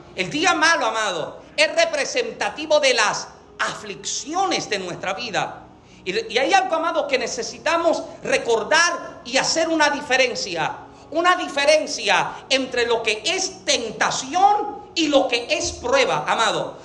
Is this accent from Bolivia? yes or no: no; Puerto Rico; yo soy boricua